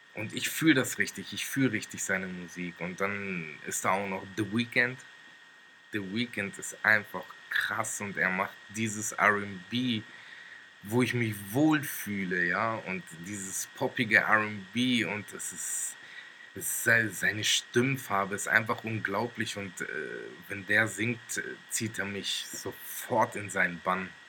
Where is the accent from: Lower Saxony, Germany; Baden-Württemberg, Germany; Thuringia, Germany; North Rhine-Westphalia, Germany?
Lower Saxony, Germany; Wolfsburg; moved away as an adult; now in Stuttgart, Germany; ich bin in Wolfsburg geboren und lebe seit circa sechs Jahren in Stuttgart